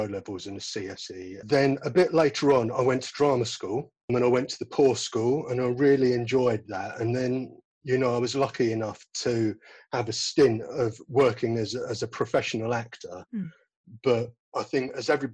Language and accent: English; London, United Kingdom; I come from West London originally and I live in South London now.